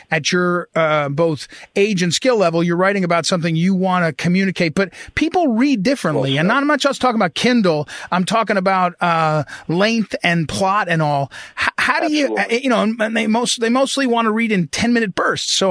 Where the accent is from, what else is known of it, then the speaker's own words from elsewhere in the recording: New Jersey, United States; we grew up out in Jersey